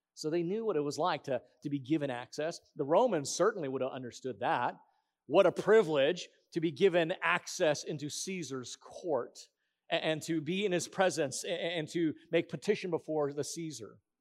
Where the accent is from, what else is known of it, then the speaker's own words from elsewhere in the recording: Hawaiian Islands, United States; in the Hawaiian Islands